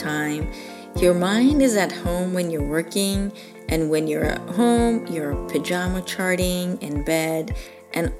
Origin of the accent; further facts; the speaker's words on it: Iran; also born or lived in Michigan / Arizona / California; now in Hawaii, United States; I'm originally from Iran